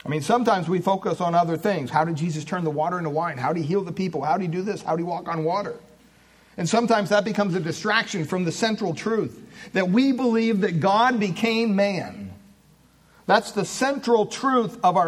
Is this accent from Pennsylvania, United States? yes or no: yes; Williamsport, Pennsylvania, United States; I was born in Williamsport, Pennsylvania in 1960, May 25th